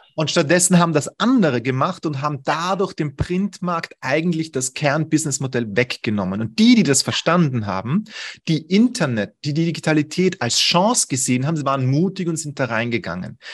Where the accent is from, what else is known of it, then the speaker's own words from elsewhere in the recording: Vienna, Austria; ich komme aus Wien